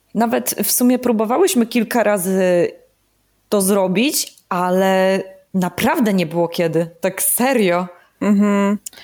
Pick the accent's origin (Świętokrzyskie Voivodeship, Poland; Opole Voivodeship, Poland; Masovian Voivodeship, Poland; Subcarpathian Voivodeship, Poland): Opole Voivodeship, Poland; Opole; moved away as an adult; also born or lived in Kraków; wróciłam w moje rodzinne strony jako córa marnotrawna. I mieszkam teraz w Opolu